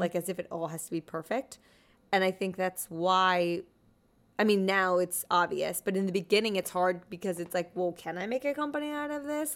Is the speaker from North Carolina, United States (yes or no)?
no; New Jersey, United States; moved away as an adult; also born or lived in Pennsylvania; now in New York, United States; I grew up in New Jersey